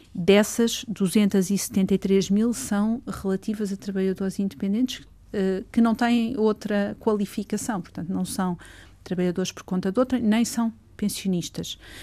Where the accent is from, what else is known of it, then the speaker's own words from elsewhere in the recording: Torres Vedras, Lisbon, Portugal; also born or lived in Sobral de Monte Agraço; Torres Vedras é a cidade onde nasci